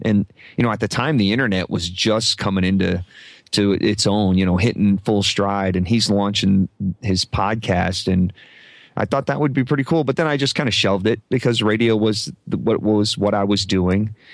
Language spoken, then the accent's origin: English; Omaha, Nebraska, United States; I grew up in Omaha